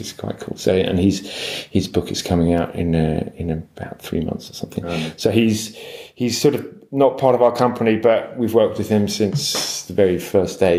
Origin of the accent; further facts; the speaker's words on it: London, United Kingdom; I'm from London, so you know, I didn't grow up by the sea